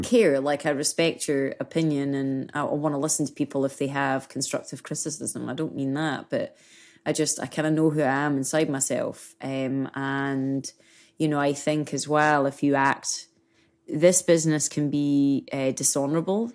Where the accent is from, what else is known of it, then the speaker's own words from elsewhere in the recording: Scotland, United Kingdom; moved away; being Scottish, being British